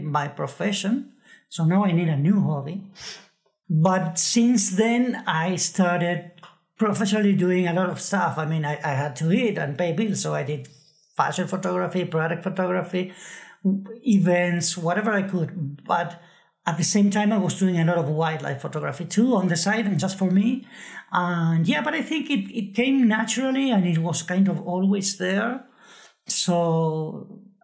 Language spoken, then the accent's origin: English; Buenos Aires, Argentina; I grew up in Buenos Aires